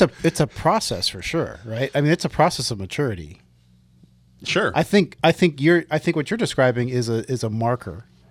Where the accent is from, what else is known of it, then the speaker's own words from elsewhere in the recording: West Coast, United States; I'm from the West Coast